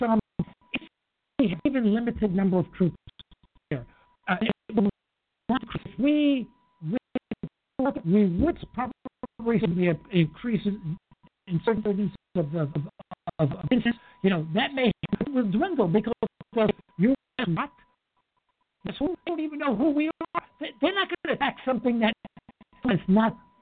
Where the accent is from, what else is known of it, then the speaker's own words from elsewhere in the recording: New York City, New York, United States; I'm from Harlem. I'm from Harlem